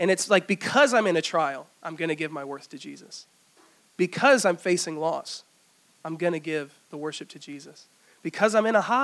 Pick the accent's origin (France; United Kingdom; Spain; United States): United States; Greenville, South Carolina; also born or lived in Easley; I grew up here in Greenville